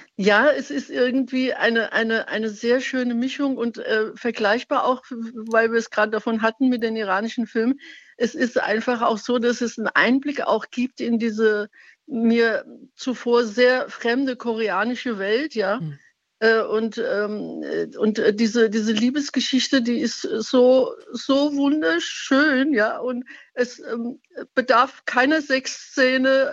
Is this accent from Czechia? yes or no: no; Iran; now in Speyer, Germany; ich bin Iranerin oder stamme aus dem Iran